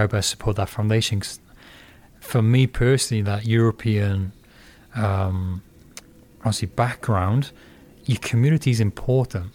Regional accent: Porthcawl, Wales, United Kingdom; moved away as an adult; now in Fremont, United States; where I grew up in Puthcall, you had local towns, Cannelly, Canfig Hill, um, Pile.

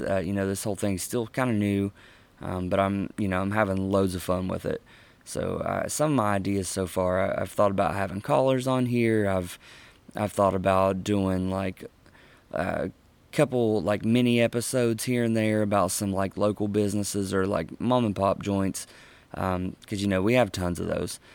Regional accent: Huntington, West Virginia, United States; in my hometown of Huntington, Barbersville

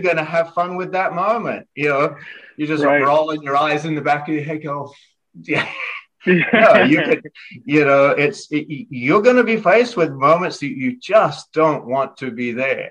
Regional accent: Australia; moved away; growing up in Australia

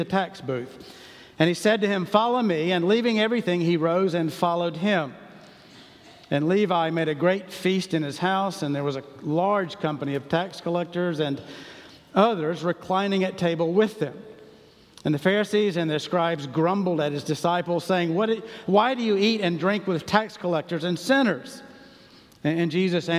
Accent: Charlotte, North Carolina, United States; I grew up in Charlotte

